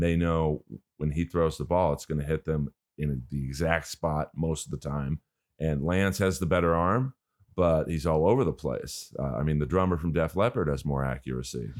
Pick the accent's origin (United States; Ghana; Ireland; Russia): United States; Los Angeles, California; I'm from Bel Air, California